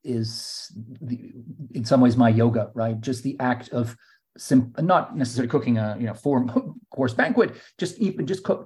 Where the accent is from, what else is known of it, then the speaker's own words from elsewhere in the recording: Canada; now in London, United Kingdom; as a Canadian